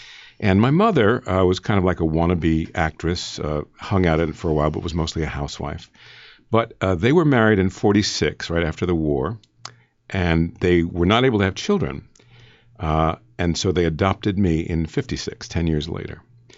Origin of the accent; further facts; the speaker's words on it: New York City, New York, United States; born there; I was born in New York City.